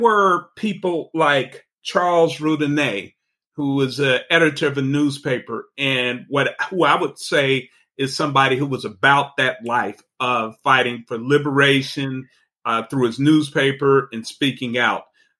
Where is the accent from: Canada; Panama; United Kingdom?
Panama; and I'm from Panama and I identify as Afro-Panamanian.